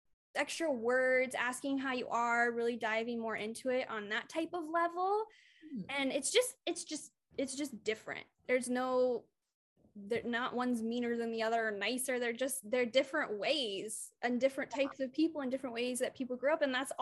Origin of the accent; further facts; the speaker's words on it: Midwest, United States; I'm like, I'm from the Midwest.